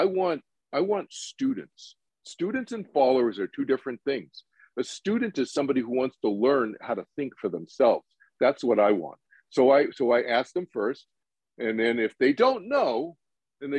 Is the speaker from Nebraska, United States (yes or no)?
no; Boston, Massachusetts, United States; moved away; also born or lived in East Coast; I was born in Boston, grew up in the East Coast, went to school in the East Coast